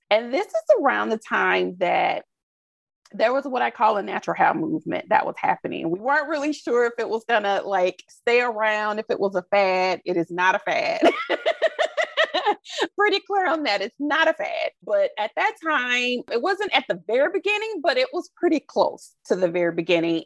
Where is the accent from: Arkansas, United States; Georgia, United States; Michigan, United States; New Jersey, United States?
Georgia, United States; Albany; now in Orlando, United States; I'm from Albany, Georgia, mm-hmm. originally. So it's Southwest Georgia